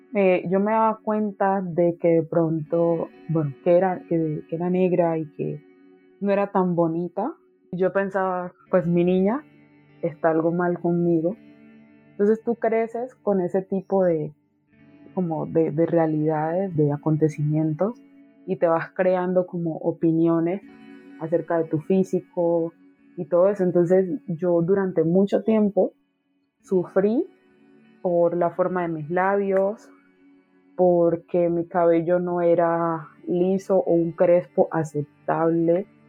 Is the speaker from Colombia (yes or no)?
yes; Quibdó, Chocó, Colombia; en el Chocó en Quibdó, pues que es como la, capital que fue donde yo nací, crecí todo